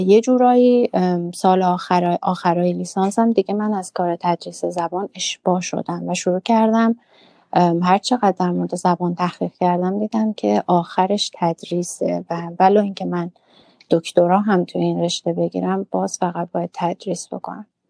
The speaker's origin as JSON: {"language": "Persian", "town": "Urmia", "region": "West Azerbaijan", "country": "Iran", "also_born_or_lived": "Tehran", "moved": "as an adult", "lives_now": "Toronto, Canada", "said": "من اهل ارومیه هستم"}